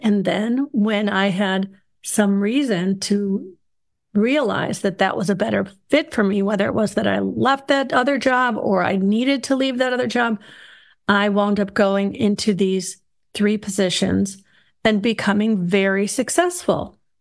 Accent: Chicago, Illinois, United States; now in North Georgia, United States; I was raised in Chicago

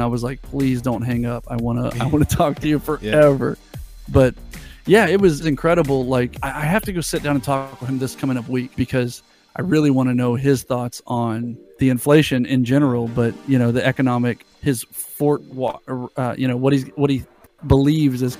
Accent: United States; I'm American

